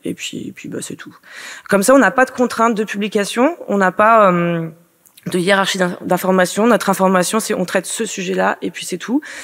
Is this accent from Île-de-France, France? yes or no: no; Finistère, Brittany, France; je suis bretonne, euh, je suis finistérienne